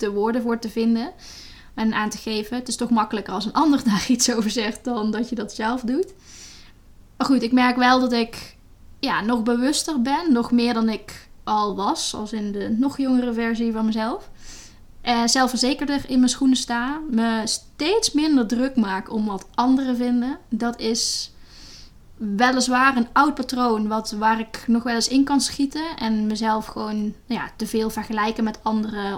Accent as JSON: {"language": "Dutch", "country": "Netherlands", "tie": "born or raised there", "also_born_or_lived": "Latin America", "moved": "as an adult", "said": "in Nederland. Dat is mijn, waar ik opgegroeid ben"}